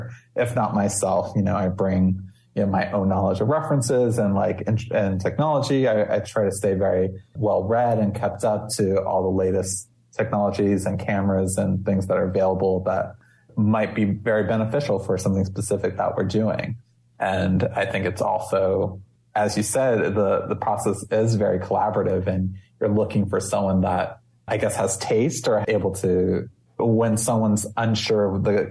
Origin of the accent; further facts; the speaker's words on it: Maui, Hawaii, United States; moved away; growing up in Hawaii